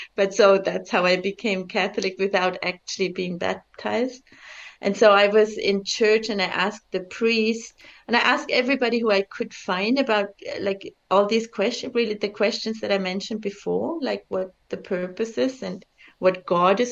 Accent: Bavaria, Germany; also born or lived in Czech Republic; now in India; I grew up in Bavaria, and my parents didn't. We were immigrants actually from Czech Republic. I was born behind the Iron Curtain

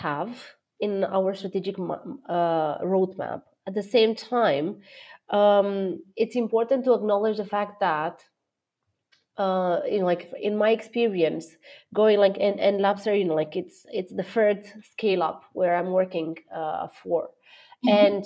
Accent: Romania; moved away; I am born and raised in Romania

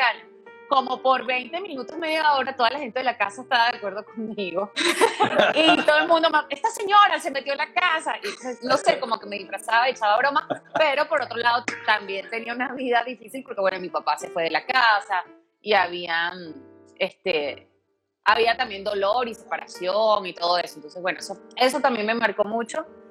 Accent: Venezuela; moved away

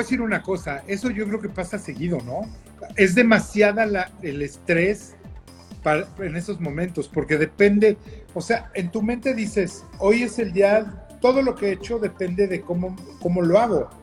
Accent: Mexico; somos mexicanos

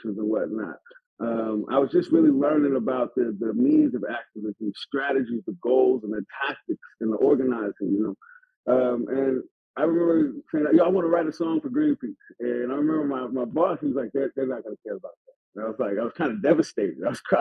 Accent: San Francisco, California, United States; I'm from Hunter's Point.

